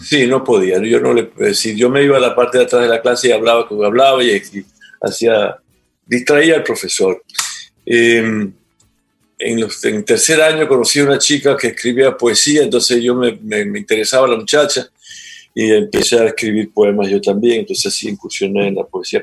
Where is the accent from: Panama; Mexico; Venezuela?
Venezuela; moved away as an adult; also born or lived in Trinidad and Tobago; now in Ecuador